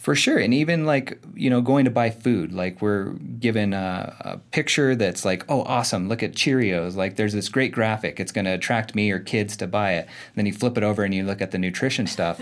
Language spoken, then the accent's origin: English; Arizona, United States; I was born and raised in Arizona